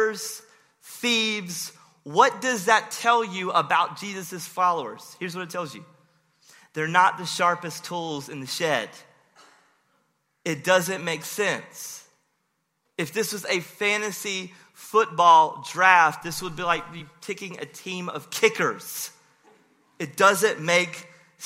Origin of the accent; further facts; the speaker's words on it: Rocky Mount, North Carolina, United States; my hometown, Rocky Mount.